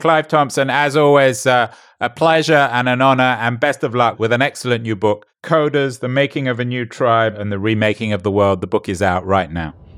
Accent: England, United Kingdom; I'm an Englishman

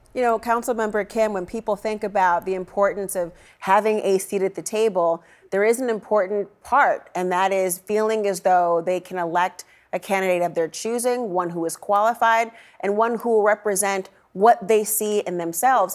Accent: Saint Paul, Minnesota, United States; moved away; Saint Paul, Minnesota, my hometown

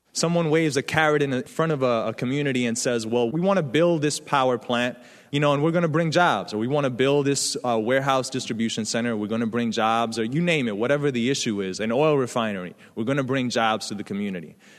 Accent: New York City, New York, United States; I come from the South Bronx. I grew up in the eighties, in the era of crack

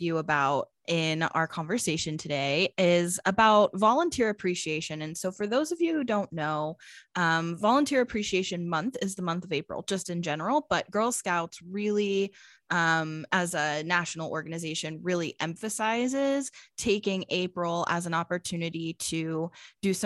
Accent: Pennsylvania, United States; now in Phoenix, United States; So I grew up in Pennsylvania, similar like region at least.

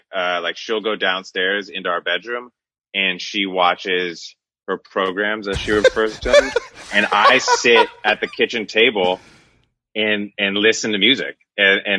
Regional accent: Northern California, United States; now in Los Angeles, United States; growing up in Northern California with like the hippie weed culture

